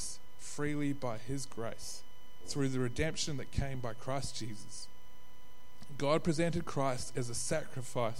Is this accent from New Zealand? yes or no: yes; New Zealand; now in Australia; I'm from New Zealand